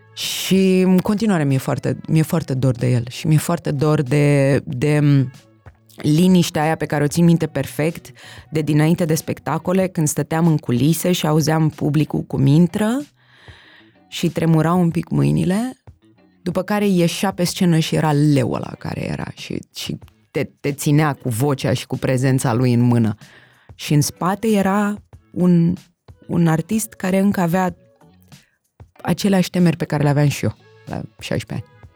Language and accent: Romanian; Bucharest, Romania; also born or lived in Berlin; născută și crescută în București